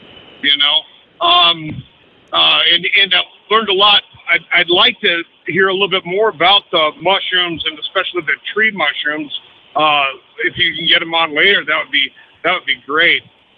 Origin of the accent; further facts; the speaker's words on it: Walnut, California, United States; born there; I was born in Walnut right there, not too awful far